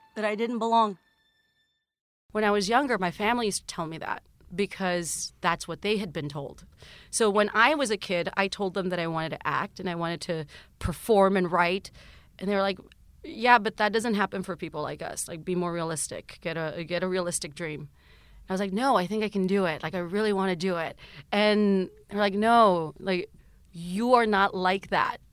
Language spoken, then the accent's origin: English; South Texas, United States; moved away; growing up in South Texas